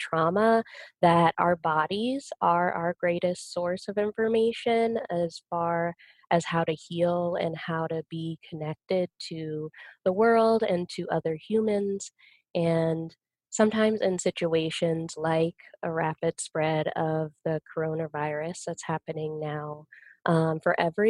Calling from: Salt Lake City, Utah, United States; I'm currently in Salt Lake City, just so you know where I'm located.

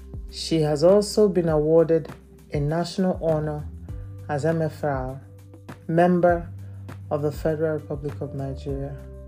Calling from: Lelystad, Flevoland, Netherlands; I'm recording from Lelystad in the Netherlands.

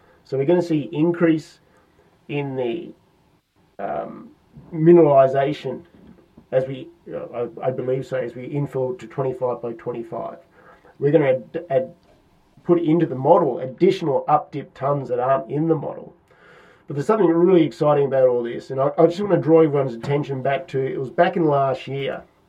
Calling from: London, United Kingdom; I'm calling in from London, of course.

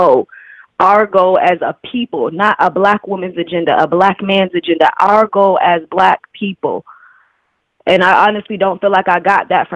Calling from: Virginia, United States; I'm calling from Virginia.

